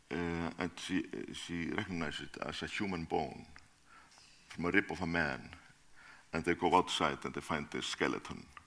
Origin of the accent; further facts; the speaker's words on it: Reykjavik, Capital Region, Iceland; Yeah, I was born in Reykjavik.